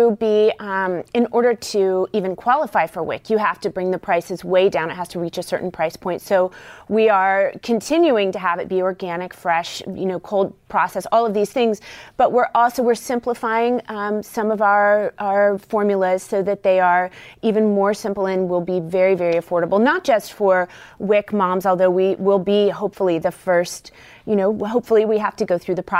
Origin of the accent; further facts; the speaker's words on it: West Virginia, United States; I grew up in West Virginia, and And really growing up surrounded by generational rural poverty